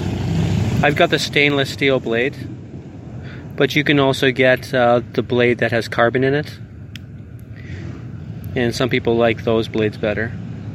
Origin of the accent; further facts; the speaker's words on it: Canada; I'm Canadian